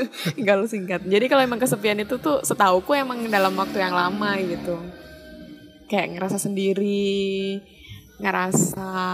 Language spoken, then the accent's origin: Indonesian; Special Region of Yogyakarta, Indonesia; akunya kan nggak pernah keluar dari kota Jogja dan sekitarnya